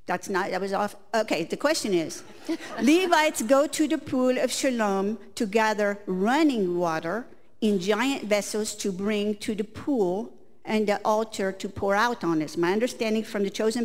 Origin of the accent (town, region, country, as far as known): Indianapolis, Indiana, United States